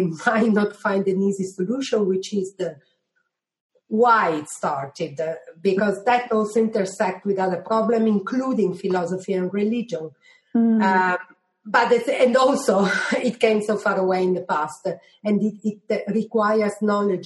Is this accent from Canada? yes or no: no; Italy; moved away as an adult; also born or lived in Germany; now in United Kingdom; I come from Italy